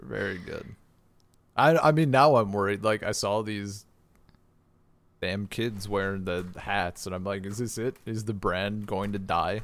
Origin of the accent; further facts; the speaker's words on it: United States; I'm American